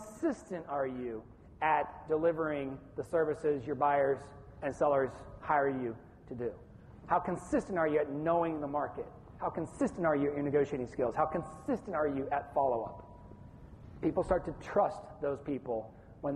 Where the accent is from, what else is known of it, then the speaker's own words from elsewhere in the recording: Columbus, Ohio, United States; moved away as an adult; also born or lived in Billings, Montana / Gainesville, Florida / Brooksville, Florida; I'm from Billings, Montana, but I grew up in Columbus, Ohio